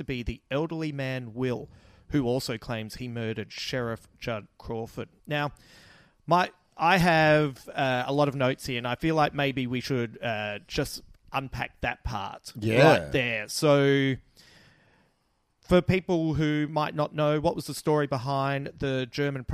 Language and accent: English; Adelaide, South Australia, Australia; accent: Adelaide; That's my little Adelaide accent